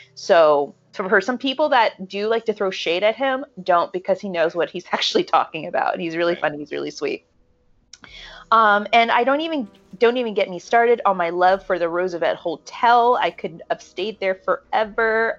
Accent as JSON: {"language": "English", "town": "Merthyr Tydfil", "region": "Wales", "country": "United Kingdom", "tie": "born or raised there", "said": "my hometown of Merthyr Tydfil"}